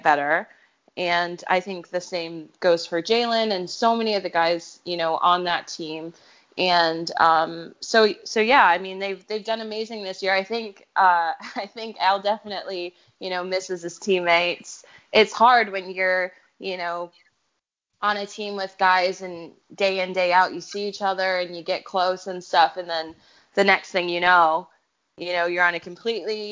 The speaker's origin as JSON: {"language": "English", "country": "United States", "moved": "as an adult", "lives_now": "England", "said": "I'm American"}